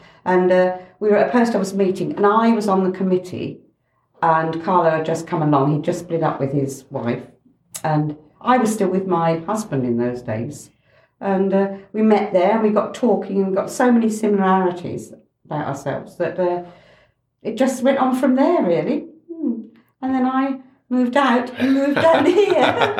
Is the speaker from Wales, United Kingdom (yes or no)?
no; Ardleigh, East of England, United Kingdom; I was born in Ardleigh. In Coggeshall Road, my grandparents came down when the mine was closed in Durham, and they came to the land settlement. And my father obviously came with them.